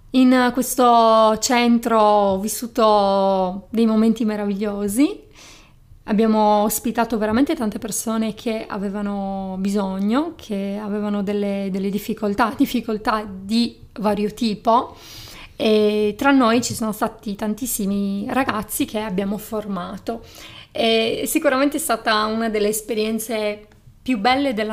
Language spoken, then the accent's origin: Italian; Sardinia, Italy; accent: Sardinian; now in Turin, Italy; io sono laureata in psicologia, sono una psicologa e sono originaria della Sardegna. Forse si, si sente, si sente il mio accento.